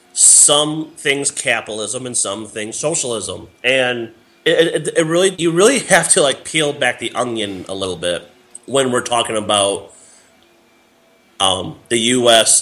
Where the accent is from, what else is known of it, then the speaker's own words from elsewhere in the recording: Northwest Illinois, United States; he came to my hometown